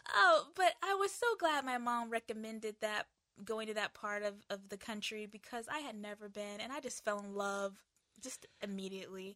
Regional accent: United States; moved away; also born or lived in Asia; coming from, uh, Asia and also being American

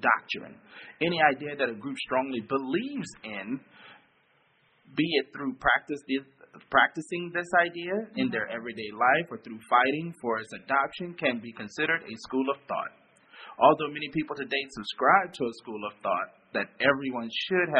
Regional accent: Texas, United States; I am a Texan

